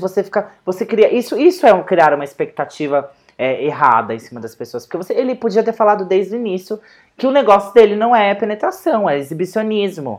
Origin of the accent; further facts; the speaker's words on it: Brazil; eu sou brasileira